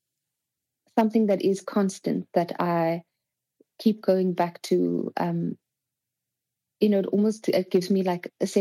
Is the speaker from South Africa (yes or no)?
yes; Cape Town, Western Cape, South Africa; moved away; also born or lived in Paris / Spain; I am from Cape Town, so I was with my family